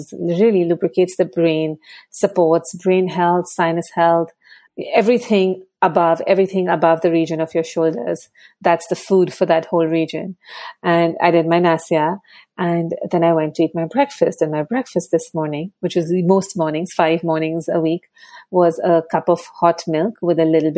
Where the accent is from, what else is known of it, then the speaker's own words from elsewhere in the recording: Mumbai, Maharashtra, India; now in New York, United States; So my background is that I grew up in Mumbai